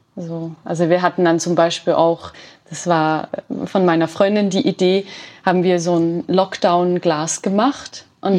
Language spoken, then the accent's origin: German; Switzerland; bei uns in der Schweiz